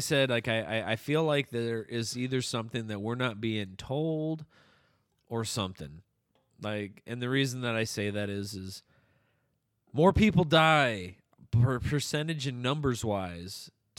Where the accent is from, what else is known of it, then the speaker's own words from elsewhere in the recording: Detroit, Michigan, United States; Well, we're both like from Detroit. This is how we do it.